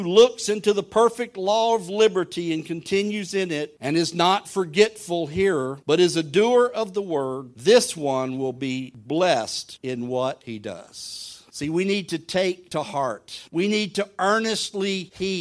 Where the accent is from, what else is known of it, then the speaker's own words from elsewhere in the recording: southern Louisiana, United States; I'm from southern Louisiana at the mouth of the Mississippi.